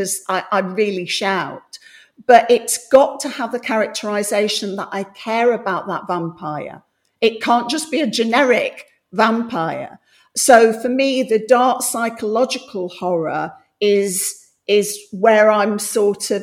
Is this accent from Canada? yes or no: no; Coalville, Midlands, United Kingdom; now in London, United Kingdom; I grew up in the Midlands